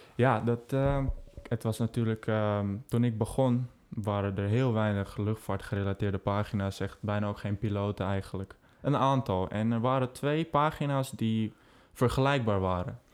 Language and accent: Dutch; Amsterdam, North Holland, Netherlands; now in Tilburg, Netherlands; Ik kom uit Amsterdam. Ik woon momenteel dus in Tilburg.